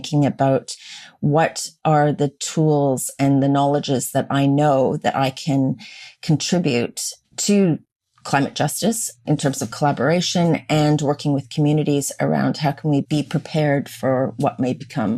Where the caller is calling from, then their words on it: Castlemaine, Victoria, Australia; I'm calling in from Jarrah Country up in Castlemaine in central Victoria.